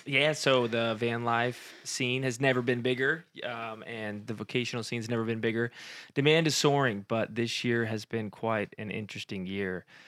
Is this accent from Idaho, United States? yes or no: no; Modesto, California, United States; also born or lived in Fresno, California; born and raised in Modesto, California